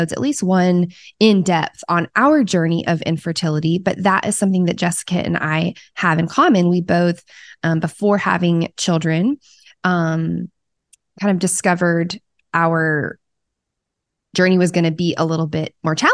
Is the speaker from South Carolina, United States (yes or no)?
yes; South Carolina, United States; moved away; South Carolina, which is my home state